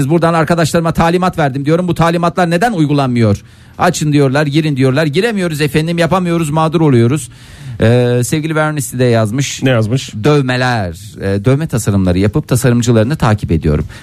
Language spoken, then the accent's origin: Turkish; Seydişehir, Konya, Turkey; born there; Konya'da. Seydişehir'de. Evet.